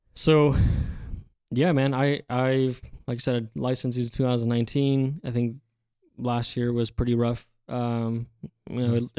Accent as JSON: {"language": "English", "area": "Central Valley", "region": "California", "country": "United States", "tie": "born or raised there", "said": "born and raised in the Central Valley"}